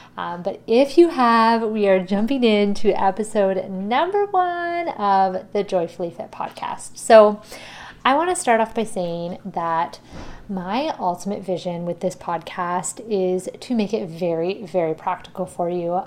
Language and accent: English; Ontario, Canada; I am from Ontario